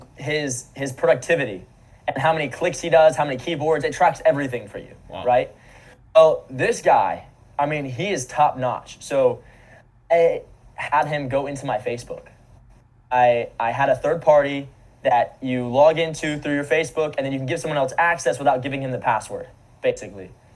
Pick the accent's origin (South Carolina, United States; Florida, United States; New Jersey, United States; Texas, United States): Florida, United States; Naples; I grew up in Naples, Florida.